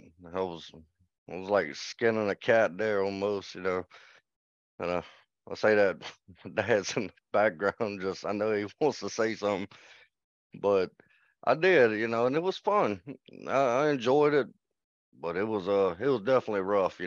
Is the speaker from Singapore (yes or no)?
no; Baton Rouge, Louisiana, United States; I was born in Baton Rouge, Louisiana